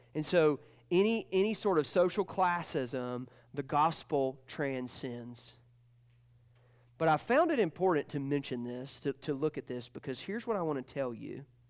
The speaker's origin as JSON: {"language": "English", "region": "Georgia", "country": "United States", "said": "And I'm from Georgia, not Alabama"}